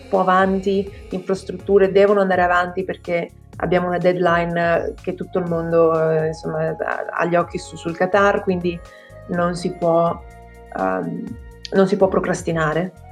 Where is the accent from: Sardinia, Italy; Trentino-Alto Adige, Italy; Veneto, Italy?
Veneto, Italy; Padua; poi naturalmente ti chiedono ma where in Italy, da dove vieni? E allora gli dico, vabbè Padova non la sa nessuno, quindi vai con il Venezia